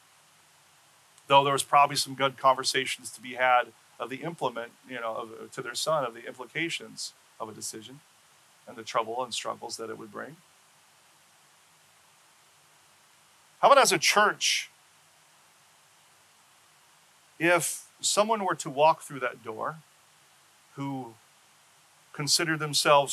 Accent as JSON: {"language": "English", "town": "Seattle", "region": "Washington", "country": "United States", "tie": "born or raised there", "moved": "yes", "said": "my home state of Seattle"}